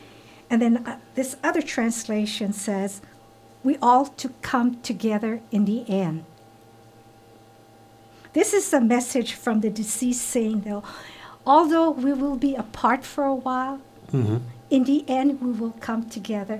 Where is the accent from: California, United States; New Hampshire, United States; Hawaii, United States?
Hawaii, United States; born and raised in Hawaii